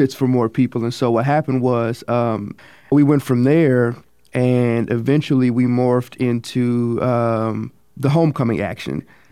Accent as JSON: {"language": "English", "town": "Kansas City", "region": "Kansas", "country": "United States", "said": "I'm a sophomore from Kansas City, Kansas"}